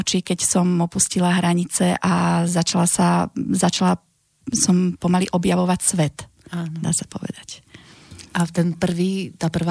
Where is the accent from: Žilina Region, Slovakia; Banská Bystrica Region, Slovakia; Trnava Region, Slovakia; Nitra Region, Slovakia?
Nitra Region, Slovakia; Nitra; moved away as an adult; pochádzam z Nitry, som výtvarnička, mám 44 rokov